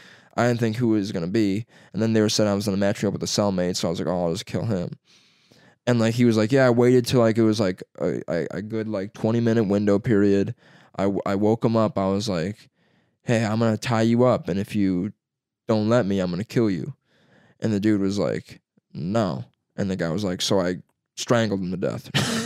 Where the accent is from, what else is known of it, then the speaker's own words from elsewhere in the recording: Baghdad, Iraq; I'm from Baghdad, right?